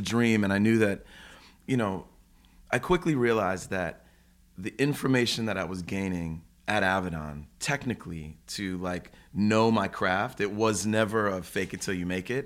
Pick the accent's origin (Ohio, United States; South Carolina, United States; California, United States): Ohio, United States; Cleveland; moved away; I grew up in Cleveland, you know, born and raised in, you know, suburbs of Cleveland.